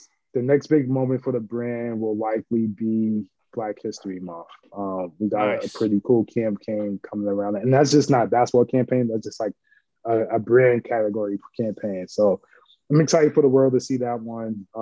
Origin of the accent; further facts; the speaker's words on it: New York City, New York, United States; I grew up in St. Nick Projects in Harlem, 131st 8th Avenue, building 260